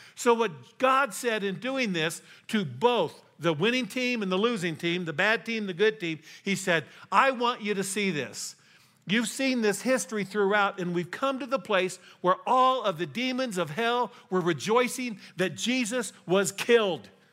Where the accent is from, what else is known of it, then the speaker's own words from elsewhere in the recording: Colorado, United States; also born or lived in Texas; I was raised here in Colorado